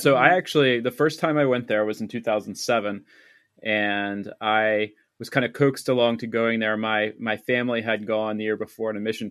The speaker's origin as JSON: {"language": "English", "region": "East Coast", "country": "United States", "tie": "born or raised there", "said": "And then when I eventually did move there, and certainly that was uncomfortable because I grew up on the East Coast of the United States."}